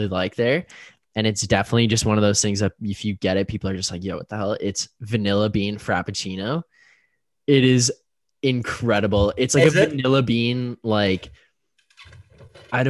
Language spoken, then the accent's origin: English; Canada; we're Canadian